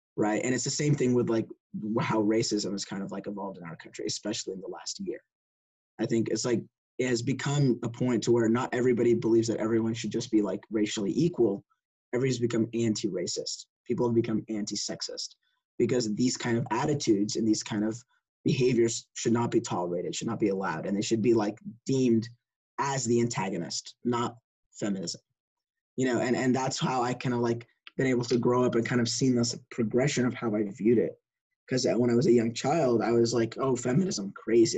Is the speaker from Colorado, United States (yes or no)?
no; Lubbock, Texas, United States; I was born in Lubbock, and I also grew up in Lubbock with Fawaz